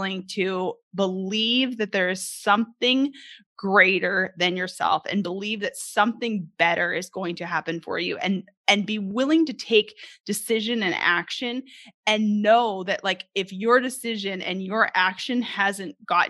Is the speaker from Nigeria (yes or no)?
no; Canada; moved away as an adult; now in Arkansas, United States; I'm originally from Canada